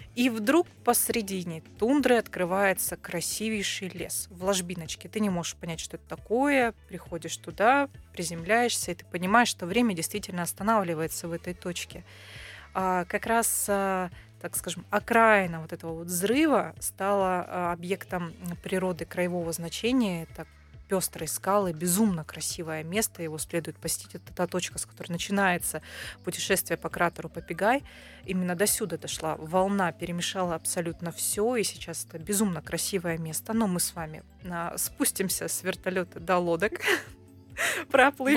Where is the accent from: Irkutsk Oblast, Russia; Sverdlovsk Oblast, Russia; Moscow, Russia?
Irkutsk Oblast, Russia; Irkutsk; этнически я из Иркутска Московской области, поэтому я видела, как там все развивалось